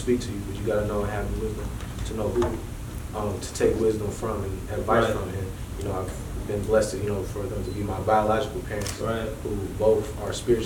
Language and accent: English; Detroit, Michigan, United States; I'm born and raised in Michigan. Born in the Detroit area.